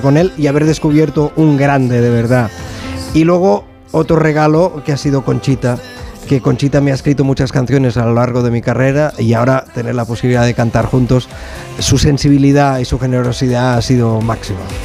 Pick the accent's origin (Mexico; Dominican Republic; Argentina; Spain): Spain; Sabadell, Catalonia; yo soy de Sabadell